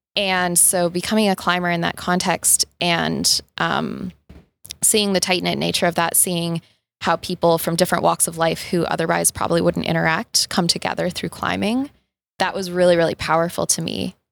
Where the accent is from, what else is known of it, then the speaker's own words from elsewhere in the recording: Boulder, Colorado, United States; I'm from Boulder, Colorado, and my connection to the outdoors, despite growing up in Boulder